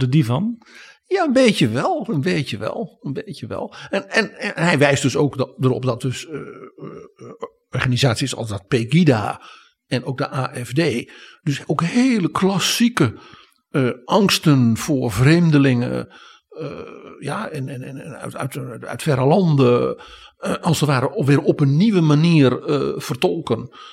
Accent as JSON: {"language": "Dutch", "country": "Netherlands", "said": "wij als Nederlanders"}